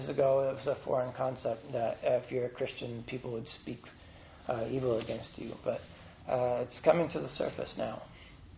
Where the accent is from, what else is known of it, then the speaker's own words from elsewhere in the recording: United States; As an American